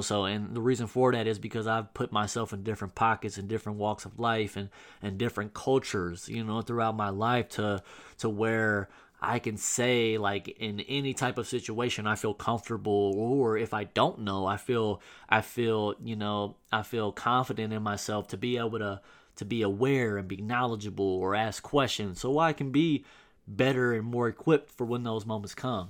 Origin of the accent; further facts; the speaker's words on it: Southern Illinois, United States; moved away as an adult; in my hometown in Southern Illinois